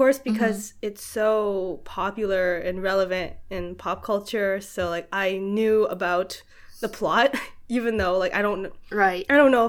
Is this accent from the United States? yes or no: no; Canada; we're both Canadian.